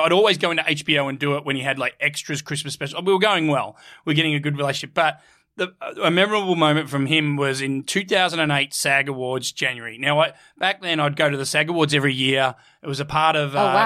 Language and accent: English; Australia; I'm Australian. People struggle to understand me